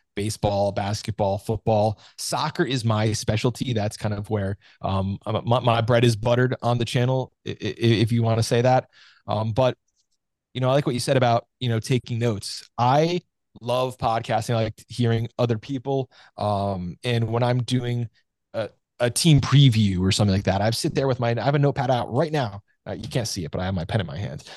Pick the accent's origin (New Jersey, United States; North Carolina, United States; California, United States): New Jersey, United States; I'm from New Jersey here